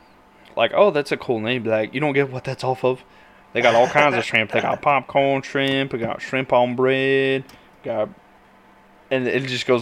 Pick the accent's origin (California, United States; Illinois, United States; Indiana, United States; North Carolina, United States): North Carolina, United States; moved away; I grew up in North Carolina, so, like, it was very close to home for me.